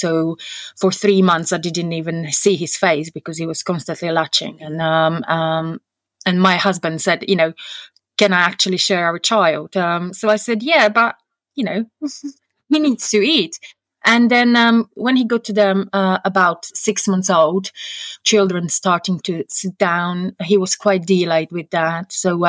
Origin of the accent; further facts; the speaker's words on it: Slovakia; I mean, the life is very, very different. My husband would describe it, it's like England 30 years ago.